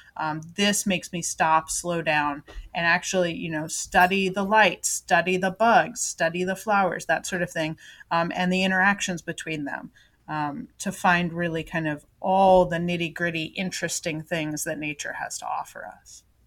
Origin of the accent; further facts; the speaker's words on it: Florida, United States; moved away; also born or lived in Japan; when I was growing up in Florida